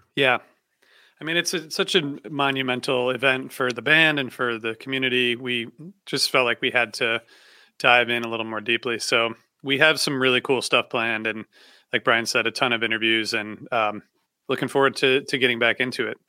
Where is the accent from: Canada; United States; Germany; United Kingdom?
United States; Ohio; I grew up in Ohio